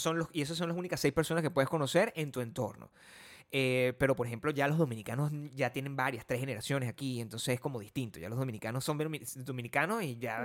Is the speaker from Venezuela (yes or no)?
yes; Venezuela; also born or lived in Los Angeles, United States; now in United States; eres de Venezuela